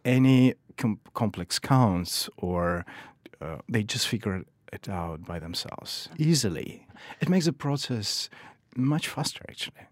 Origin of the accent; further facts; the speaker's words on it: Kyiv, Ukraine; moved away; also born or lived in Saint Petersburg, Russia; I grew up in Kiev, Ukraine